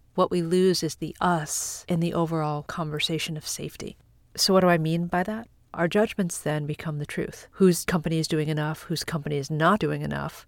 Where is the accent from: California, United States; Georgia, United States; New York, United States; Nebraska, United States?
New York, United States; Long Island; I grew up on Long Island